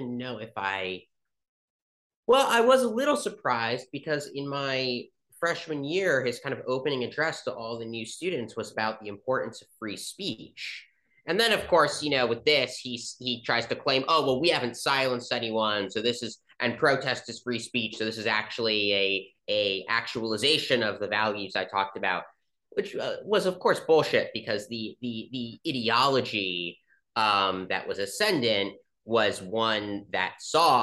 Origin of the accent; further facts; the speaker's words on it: Chevy Chase, Maryland, United States; I grew up in Chevy Chase, Maryland.